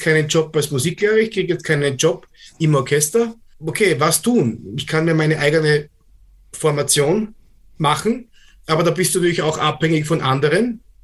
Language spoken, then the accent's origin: German; Austria; bei uns in Österreich